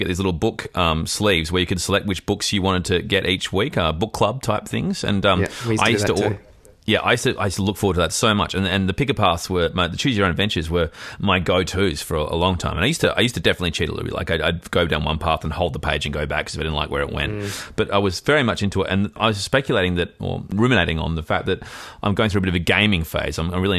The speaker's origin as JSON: {"language": "English", "country": "Australia", "tie": "born or raised there", "said": "I found, like a lot of immigrant kids or offspring of immigrants, that sport was the great unifier growing up in Australia."}